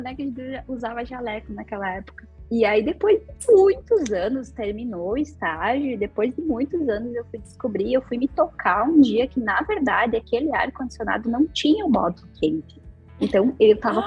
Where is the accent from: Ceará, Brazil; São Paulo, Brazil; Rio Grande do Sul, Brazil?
Rio Grande do Sul, Brazil; Ibiraiaras; moved away as an adult; also born or lived in Passo Fundo; now in Porto Alegre, Brazil; morava no interior, morava numa cidade chamada Ibiraiaras, uma cidade bem pequenininha que quase nunca ninguém ouviu falar. Mas, então, eu, tenho, eu me mudei aqui para Porto Alegre há algum tempo e agora eu moro aqui.